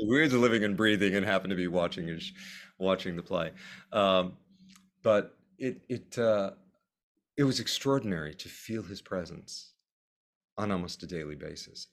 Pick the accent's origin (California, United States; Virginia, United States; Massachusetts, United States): California, United States; San Diego; moved away as an adult; also born or lived in Los Angeles; now in New York, United States; I grew up in San Diego